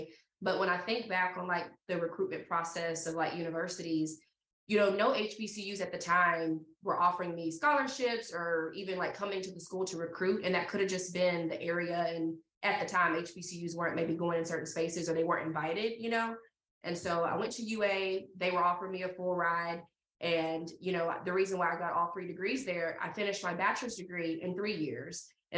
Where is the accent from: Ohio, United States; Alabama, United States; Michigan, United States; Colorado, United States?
Alabama, United States; Tuscaloosa; I'm from Tuscaloosa.